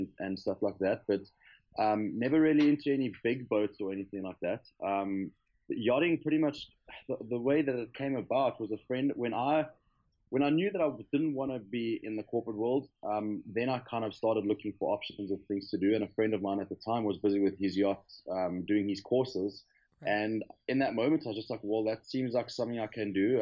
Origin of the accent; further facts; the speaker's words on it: Johannesburg, Gauteng, South Africa; moved away as an adult; I'm from South Africa, from Johannesburg